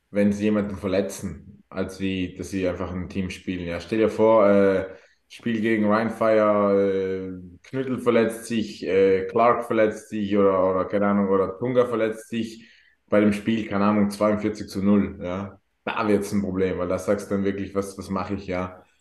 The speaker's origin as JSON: {"language": "German", "area": "South Tyrol", "region": "Trentino-Alto Adige", "country": "Italy", "said": "bin waschechter Südtiroler."}